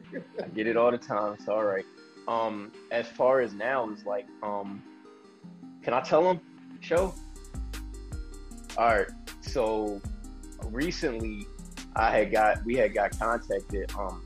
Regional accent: New York, United States; I know I'm from New York, but kill it, bro.

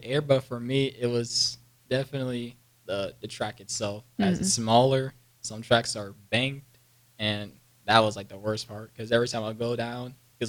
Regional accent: San Antonio, Texas, United States; I am from San Antonio, Texas

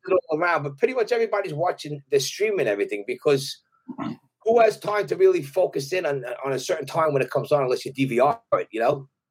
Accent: New York City, New York, United States; accent: Brooklyn; also born or lived in Brooklyn, New York / Jersey Shore; I was in Brooklyn till I was 12, but then my father bought some property and we, he built a house on Staten Island. So then I, I grew up there

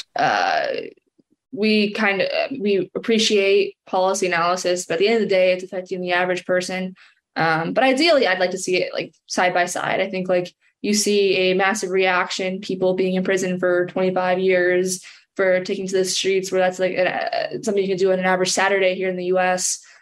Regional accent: San Diego, California, United States; I grew up in San Diego

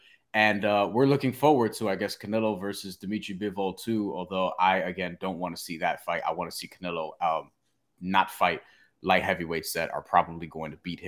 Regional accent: New York, United States; I'm a New Yorker, yeah. I can't help myself.

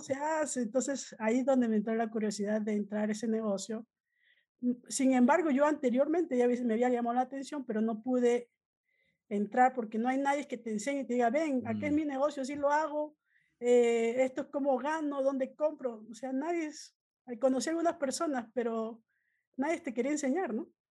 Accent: Peru; moved away as an adult; now in United States; originalmente soy de Perú, ¿no? Vine hace como 20 años a Estados Unidos a estudiar negocios

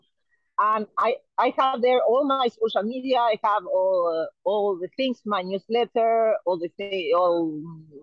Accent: Uruguay; also born or lived in Italy; now in Portugal; I am from Uruguay.

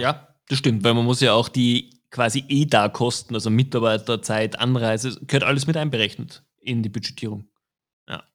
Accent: Austria; als Österreicher

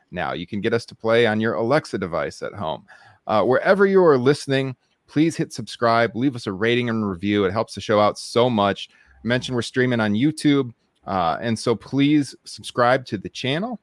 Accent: Waterloo, Iowa, United States; it was here in my hometown

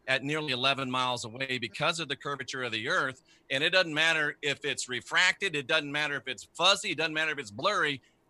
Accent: Clearwater, Florida, United States; I was born and raised on Clearwater Beach, Florida

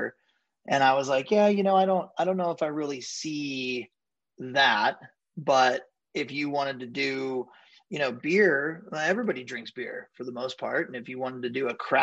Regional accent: Ventura, California, United States; I grew up in Ventura, California

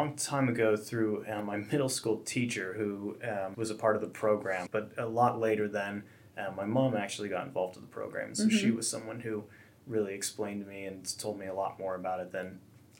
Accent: Worthington, United States; I also was I was raised in Worthington as well

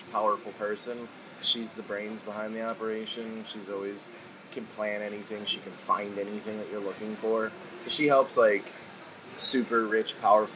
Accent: Chicago, Illinois, United States; moved away as an adult; also born or lived in Lockport, Illinois; now in Austin, United States; was born and bred here, man. I was born... probably we're downtown Chicago right now

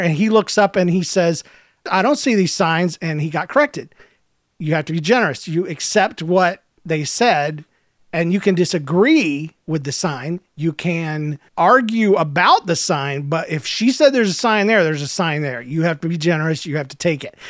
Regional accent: Georgia, United States; I'm from Georgia

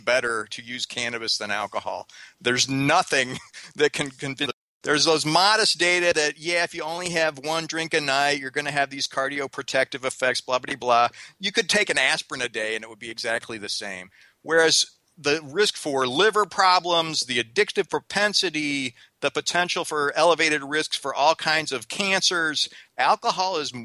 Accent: Missouri, United States; I grew up in Missouri

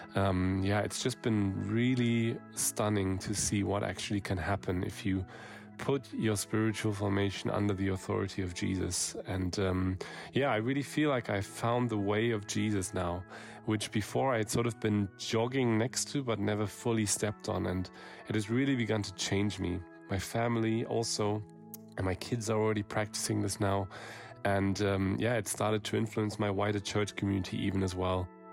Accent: Germany; I'm from Germany

